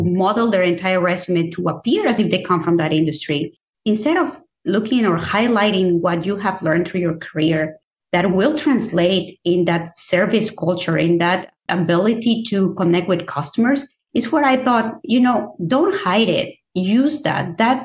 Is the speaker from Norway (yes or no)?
no; Mexico City, Mexico; moved away; I am originally from Mexico. I grew up in Mexico City.